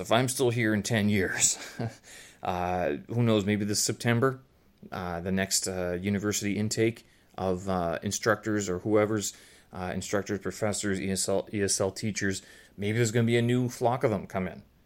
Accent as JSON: {"language": "English", "country": "Canada", "also_born_or_lived": "Ukraine (ancestry)", "moved": "yes", "lives_now": "Beijing, China", "said": "I'm Canadian passport holder, but Ukrainian lineage"}